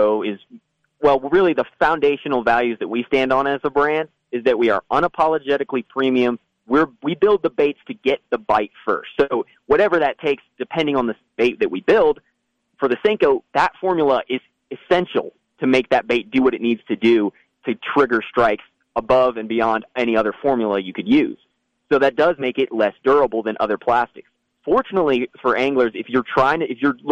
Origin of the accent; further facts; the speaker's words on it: Virginia, United States; I'm from Virginia, so some of the fisheries near me are the James River, the Potomac River.